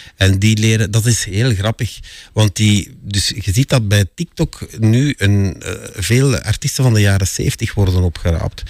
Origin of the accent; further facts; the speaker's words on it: Sint-Genesius-Rode, Flanders, Belgium; ik eh, ben geboren en getogen in Sint-Genesius-Schreuder, een faciliteitengemeente